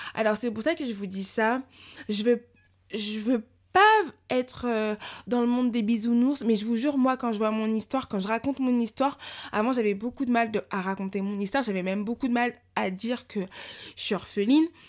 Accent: France; j'ai grandi en France

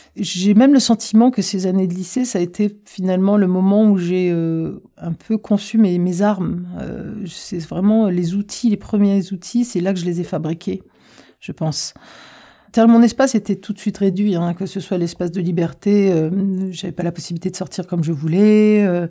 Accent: Reims, Grand Est, France; moved away as an adult; also born or lived in Algeria / Paris; j'ai grandi à Reims où j'ai fait toutes mes études en fait jusqu'à l'université

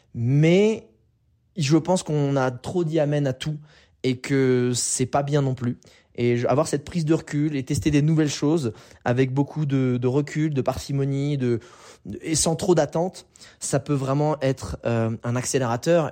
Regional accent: France; Je suis né en France, j'ai un passeport français

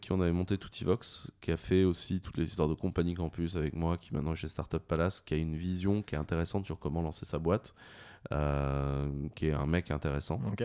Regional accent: Brittany, France; je suis breton

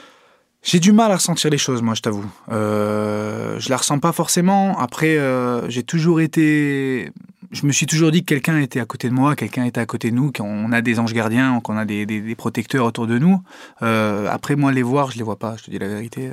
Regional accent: Italy; je suis italien

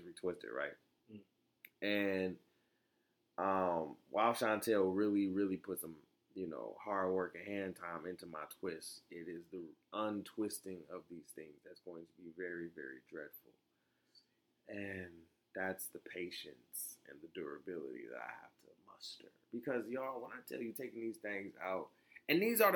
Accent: Florida, United States; I was born in Florida

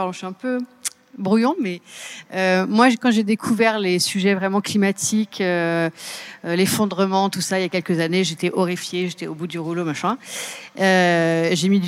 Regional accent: Seine-et-Marne, Île-de-France, France; Je viens de Seine-et-Marne.

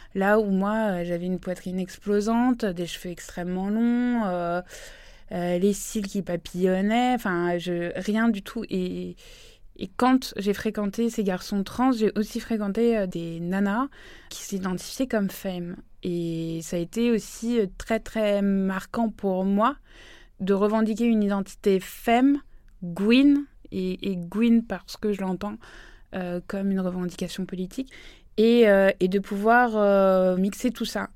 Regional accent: Île-de-France, France; j'ai grandi en Île-de-France

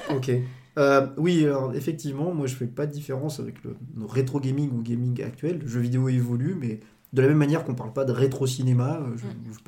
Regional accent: Dijon, Bourgogne-Franche-Comté, France; je suis, né à Dijon, j'ai grandi à Dijon

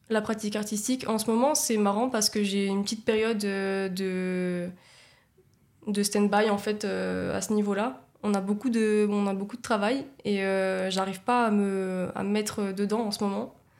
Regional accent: Nice, Provence-Alpes-Côte d'Azur, France; also born or lived in Saint-Laurent-du-Var / Italy; moi en fait je suis née à Nice, j'ai grandi à Nice.

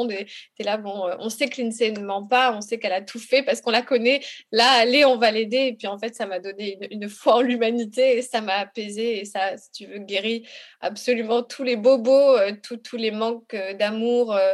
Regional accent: Republic of the Congo; comme je suis, je viens du Congo, si tu veux, je suis originaire de là-bas

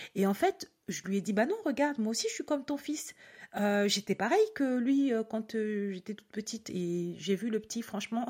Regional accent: Cameroon; je suis née en Afrique et que du coup, enfin au Cameroun et que dans mon école, ben, il y avait plein

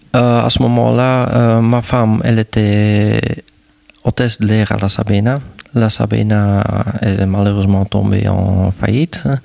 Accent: Wildert, Flanders, Belgium; French is a second language; moved away as an adult; also born or lived in Lier, Belgium; now in Saint-Hubert, Belgium; ma village où je trouve que je suis né vraiment, c'est à Wilde et c'est près de la frontière de Pays-Bas.

